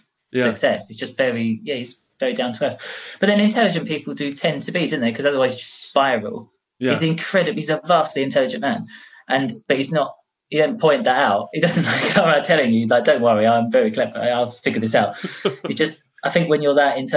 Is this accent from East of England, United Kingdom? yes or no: yes; Grays, East of England, United Kingdom; I have this accent because I'm from Grays